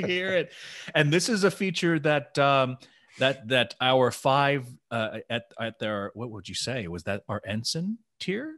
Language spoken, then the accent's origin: English; Tennessee, United States; I'm from Tennessee